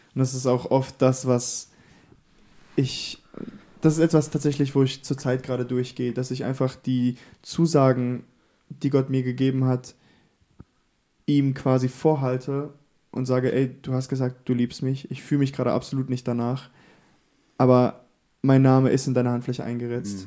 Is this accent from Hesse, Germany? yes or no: no; Bavaria, Germany; also born or lived in the podcast's local church town (unnamed); Ich bin tatsächlich hier in der Kirche geboren und aufgewachsen, bis ich sieben war. Ähm, und dann sind wir nach Bayern gezogen, äh, wegen der Arbeit von meinem Vater damals